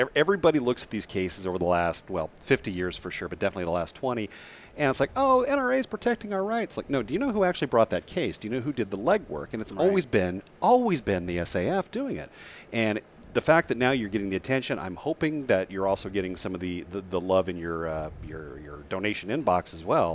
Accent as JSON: {"language": "English", "region": "Nebraska", "country": "United States", "said": "my home state of Nebraska"}